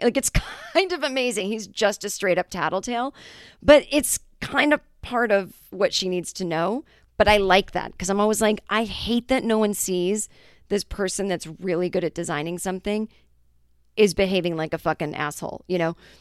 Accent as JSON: {"language": "English", "town": "Boston", "region": "Massachusetts", "country": "United States", "said": "I'm from Boston"}